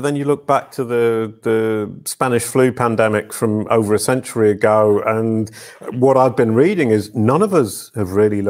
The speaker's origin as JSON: {"language": "English", "region": "England", "country": "United Kingdom", "moved": "yes", "lives_now": "Paris, France", "said": "and I'm actually English to start with. I just got French nationality, so I'm kind of adopted"}